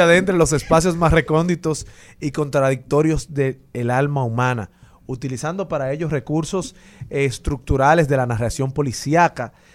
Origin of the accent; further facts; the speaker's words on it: Dominican Republic; como dominicanos